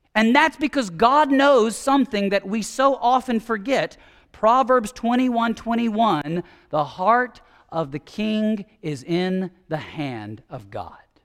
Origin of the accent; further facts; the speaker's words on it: United States; as American evangelicals